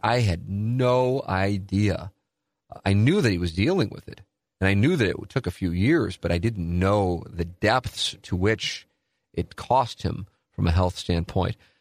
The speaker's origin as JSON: {"language": "English", "town": "St. Louis", "region": "Missouri", "country": "United States", "tie": "born or raised there", "said": "I grew up in South City, which is certainly almost, you know, in my neighborhood"}